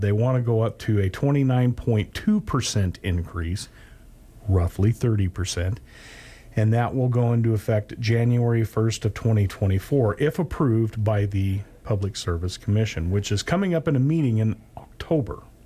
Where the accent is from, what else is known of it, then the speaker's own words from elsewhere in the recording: Oregon, United States; Growing up in Oregon, we had lumber mills